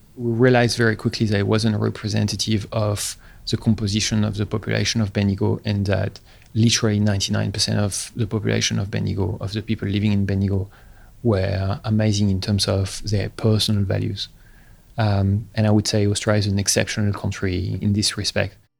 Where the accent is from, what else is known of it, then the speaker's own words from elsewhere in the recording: Paris, Île-de-France, France; moved away; I was born in Paris uh, in 1981 in a very, uh, I guess, romantic place of Paris in Montmartre